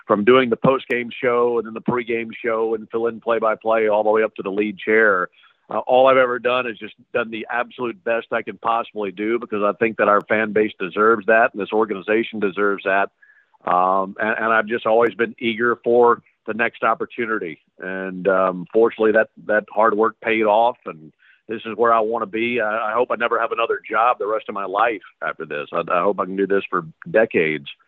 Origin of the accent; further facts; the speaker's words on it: Madison, Mississippi, United States; right outside my hometown. I'm from Madison, Mississippi.